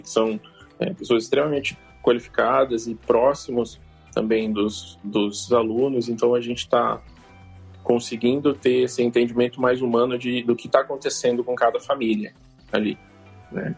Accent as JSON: {"language": "Portuguese", "town": "Bauru", "region": "São Paulo", "country": "Brazil", "said": "eu sou de Bauru, tenho uma escola é, em Bauru"}